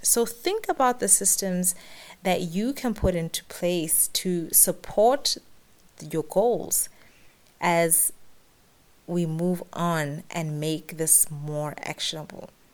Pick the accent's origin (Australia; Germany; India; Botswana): Botswana; moved away as an adult; now in Middle East; I've run businesses in the Middle East where I've lived for the past 10 years, as well as in my home country, Botswana